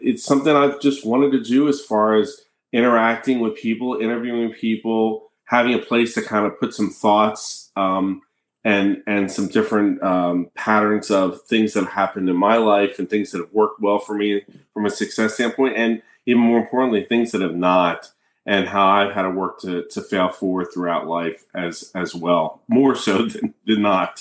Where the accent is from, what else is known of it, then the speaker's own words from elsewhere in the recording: Annapolis, Maryland, United States; also born or lived in Philadelphia, Pennsylvania; now in Tampa, United States; I grew up in Annapolis, Maryland